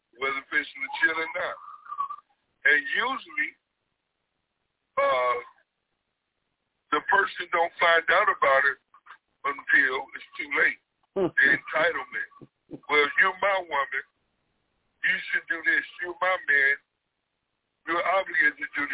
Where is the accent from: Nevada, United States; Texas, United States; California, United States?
California, United States; Compton; I grew up with in Compton and still friends